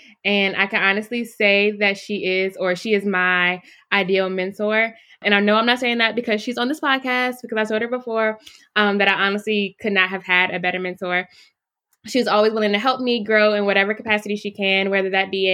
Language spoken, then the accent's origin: English; Virginia, United States; moved away as an adult; now in Florida, United States; I'm from Virginia. My undergrad institution was about an hour and a half from my hometown.